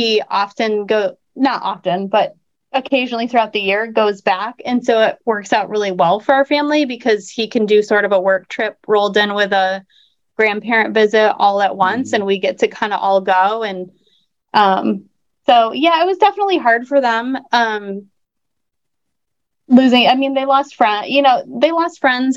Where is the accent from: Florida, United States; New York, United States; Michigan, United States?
Michigan, United States; moved away as an adult; now in Pennsylvania, United States; we were born and raised in Michigan. We thought we'd always live there